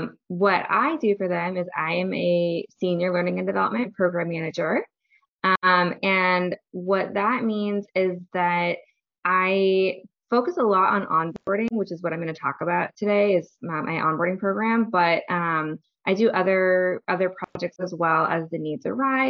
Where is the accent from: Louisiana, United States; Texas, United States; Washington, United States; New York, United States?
Washington, United States; Seattle; now in Oakland, United States; I'm originally from the Seattle area, though.